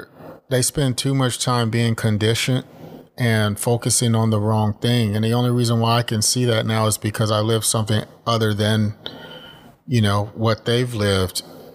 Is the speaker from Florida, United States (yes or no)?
no; Texas, United States; I don't have any problem being American, and I don't hide saying, oh, I'm Canadian. No, I'm not. I'm American. I'm Texan. You know, and I'll right. come show you Texas if you come here